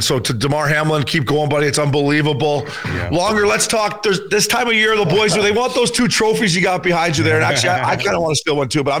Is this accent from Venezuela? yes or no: no; Canada; now in United States; we're Canadian guys, but we live here now. We got our green cards.